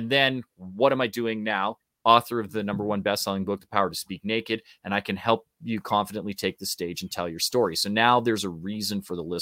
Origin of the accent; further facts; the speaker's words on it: Canada; because we're Canadian too.